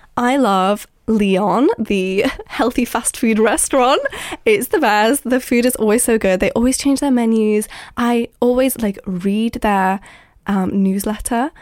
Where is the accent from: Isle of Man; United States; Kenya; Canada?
Isle of Man; now in London, United Kingdom; I live in London, but I'm from the Isle of Man